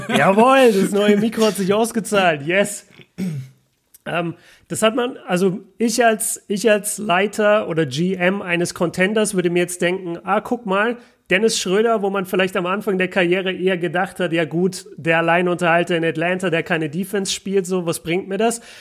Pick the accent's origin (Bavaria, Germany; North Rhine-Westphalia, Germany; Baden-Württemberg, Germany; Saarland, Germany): Bavaria, Germany; Nuremberg; komme aus Nürnberg